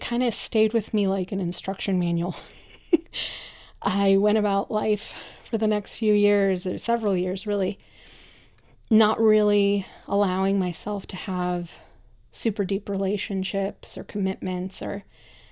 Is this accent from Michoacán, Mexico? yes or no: yes; Michoacán, Mexico; English is a second language; now in United States; I'm a first-generation immigrant, I come from Mexico, from a very kind of traditional little town in the state of Michoacán